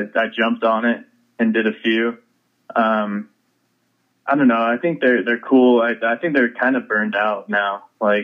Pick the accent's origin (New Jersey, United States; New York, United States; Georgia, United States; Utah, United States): Utah, United States; Lehi; also born or lived in Orem, Utah / Ogden, Utah / Salt Lake City, Utah; I grew up in Lehi